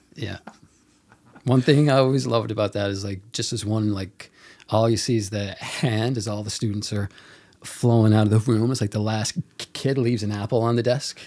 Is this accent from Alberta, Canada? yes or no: no; Mount Pearl, Newfoundland and Labrador, Canada; I tell people I'm from Mount Pearl.